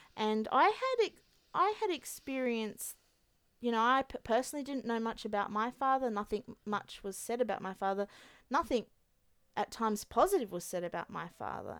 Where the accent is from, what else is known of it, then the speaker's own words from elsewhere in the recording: Australia; So the year that my mum came to Australia, the year I was born. So I was her first Australian baby.